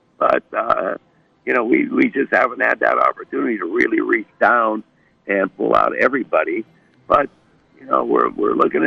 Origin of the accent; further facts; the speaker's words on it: Erie, Pennsylvania, United States; moved away; I'm from Erie, Pennsylvania, not too far away